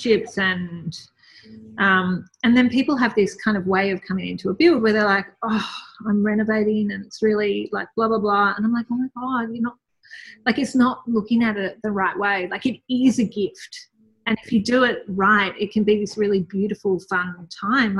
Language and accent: English; Melbourne, Victoria, Australia; I grew up in Melbourne